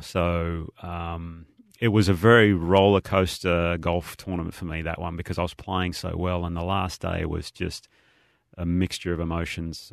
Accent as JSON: {"language": "English", "country": "Australia", "said": "being an Aussie"}